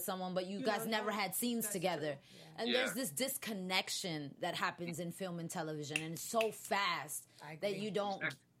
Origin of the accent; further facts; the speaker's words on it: New York City, New York, United States; moved away; I'm from New York